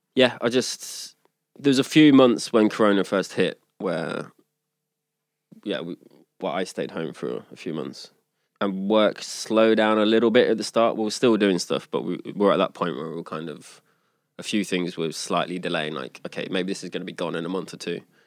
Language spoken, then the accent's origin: English; Leicester, East Midlands, United Kingdom; now in Sweden; I'm from Leicester